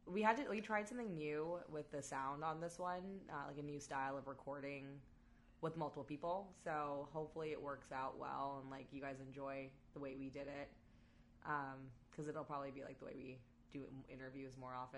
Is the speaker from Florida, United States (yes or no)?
yes; Florida, United States; I grew up in Florida.